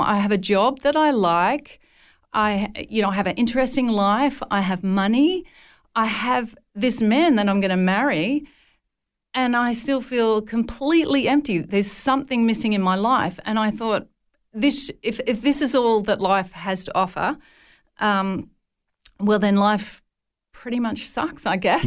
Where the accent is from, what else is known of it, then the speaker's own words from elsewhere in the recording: northern New South Wales, Australia; as a young, uh, child, my father ran a dairy farm at a place called Nulla Nulla.